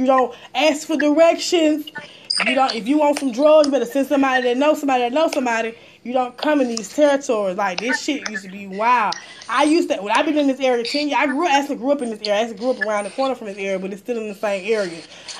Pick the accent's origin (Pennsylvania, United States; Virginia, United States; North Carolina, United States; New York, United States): New York, United States; I had to let him know, like, I'm from New York.